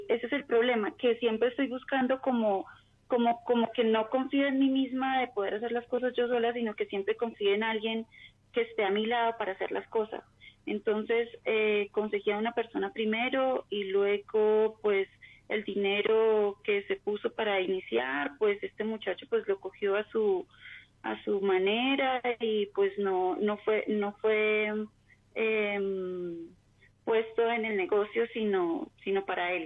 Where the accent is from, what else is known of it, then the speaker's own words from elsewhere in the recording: Bogotá, Colombia; De Bogotá, Colombia.